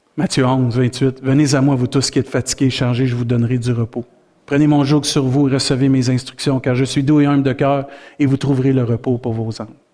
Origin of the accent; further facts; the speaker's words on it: Saint-Hyacinthe, Quebec, Canada; now in Rimouski, Canada; Saint-Hyacinthe, c'est ma terre natale. Tu sais, je suis né là, mais ma terre promise, c'est Rimouski